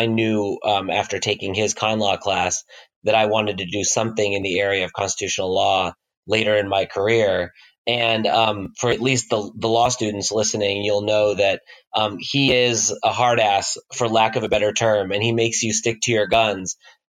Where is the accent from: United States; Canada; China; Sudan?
United States; Midwest and South; No, actually, I grew up all over the Midwest and South. My dad is in oil and gas, and so we moved from Kansas to Oklahoma to Louisiana to Texas.